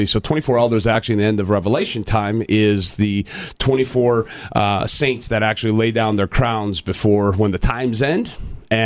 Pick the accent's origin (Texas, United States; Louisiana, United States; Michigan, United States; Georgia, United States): Michigan, United States; just outside of Detroit; I'm a Michigan guy. I was born and raised just outside of Detroit.